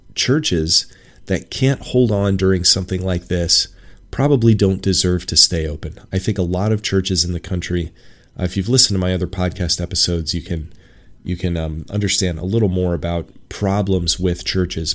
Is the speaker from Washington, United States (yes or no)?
yes; Washington, United States; moved away as an adult; I left my home in Washington State in smack dab in the middle of the pandemic